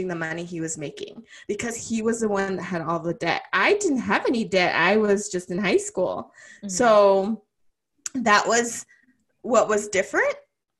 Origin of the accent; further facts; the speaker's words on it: Los Angeles, California, United States; I lived in East LA. I'm originally from East LA.